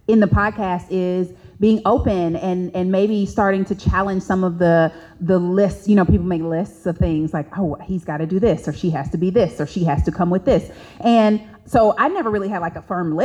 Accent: Indianapolis, Indiana, United States; moved away; We're from Indianapolis

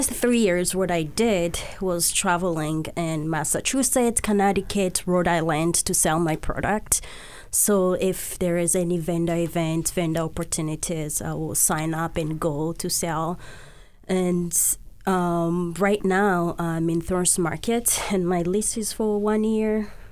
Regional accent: DR Congo; moved away; just growing up in the Congo myself.

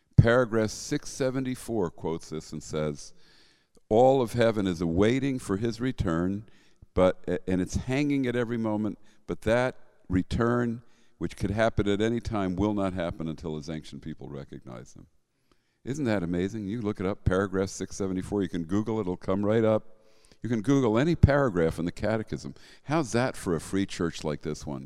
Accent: Bergen County, New Jersey, United States; I grew up in Bergen County, which is not that far south. You know, that's the north most northeast county of New Jersey

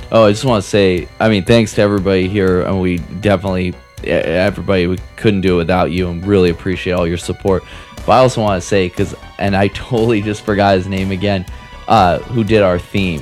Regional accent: Seattle, Washington, United States; I'm from Seattle

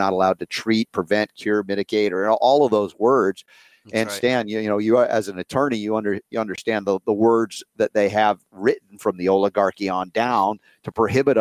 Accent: United States; as an American who loves freedom

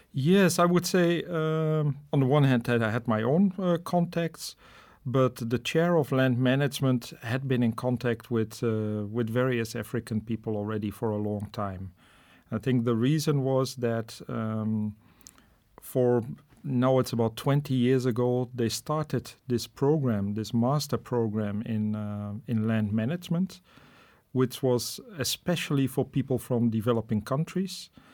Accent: Netherlands; moved away as an adult; also born or lived in Namibia / Rwanda / Indonesia; now in Munich, Germany; I'm originally from the Netherlands

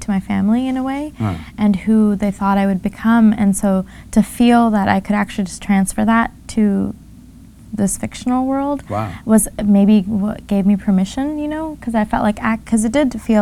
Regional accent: California, United States; as a teenager growing up in California in this family

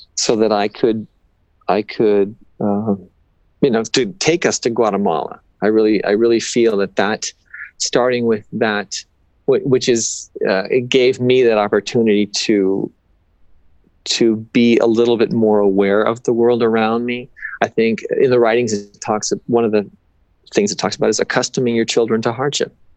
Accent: Los Angeles, California, United States; I'm kind of from

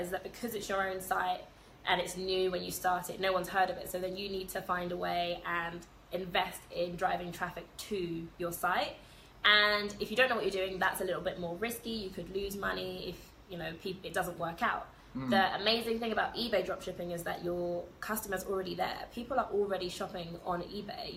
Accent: London, United Kingdom; moved away as an adult; I am from London

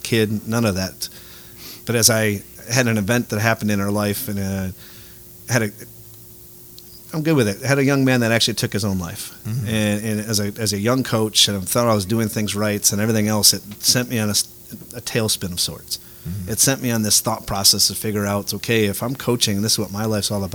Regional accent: Detroit, Michigan, United States; moved away; I grew up in Detroit

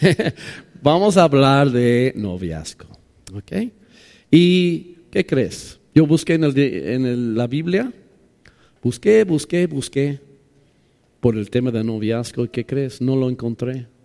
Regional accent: Mexico City, Mexico; Pues perdóname, soy de DF, soy chilango, tengo 30 años ahí. Ya soy chilango, ¿no?

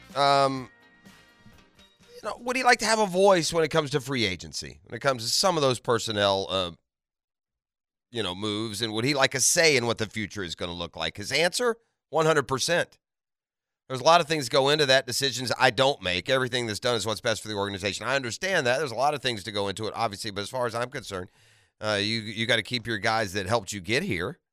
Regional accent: Atlanta, Georgia, United States; I was born in Atlanta

